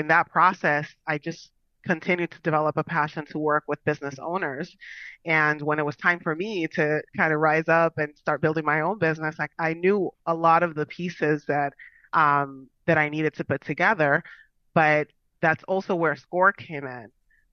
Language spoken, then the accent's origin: English; Long Island, New York, United States; moved away as an adult; now in Florida, United States; I am originally from New York. Went to school in New York as well. I'm a Long Island girl, so I spent the majority of my years out there